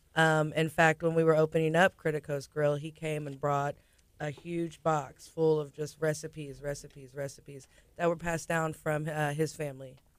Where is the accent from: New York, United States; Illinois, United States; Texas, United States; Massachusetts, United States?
Texas, United States; Galveston; I'm from Galveston, born and raised.